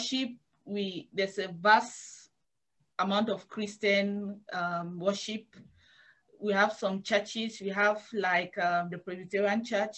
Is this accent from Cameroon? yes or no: yes; Bamenda, Northwest Region, Cameroon; moved away as an adult; I'm from Bamenda. Bamenda is the capital city of Northwest region.